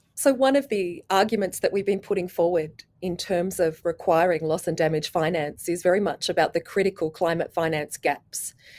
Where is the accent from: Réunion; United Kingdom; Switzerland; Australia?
Australia; I'm an Australian with a very long history of working in the Pacific